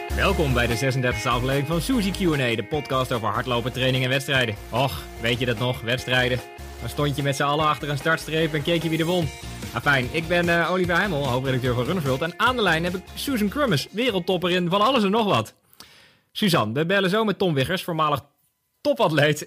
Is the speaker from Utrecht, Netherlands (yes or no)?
yes; Bunnik, Utrecht, Netherlands; Want ik kom ook uit Bunnik